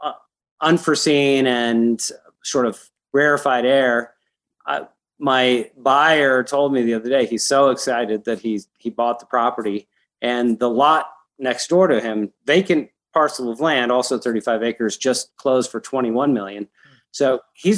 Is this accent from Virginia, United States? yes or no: no; Evergreen, Colorado, United States; also born or lived in Denver, Colorado / Littleton, Colorado / Boulder, Colorado / San Francisco, California; I grew up in Evergreen, which is a little town outside of Denver up in the foothills